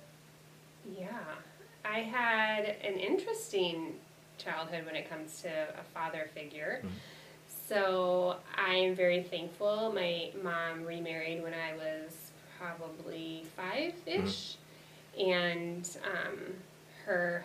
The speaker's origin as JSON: {"language": "English", "town": "Wheaton", "region": "Illinois", "country": "United States", "tie": "born or raised there", "lives_now": "Aurora, United States", "said": "I was born and raised in Wheaton, Illinois"}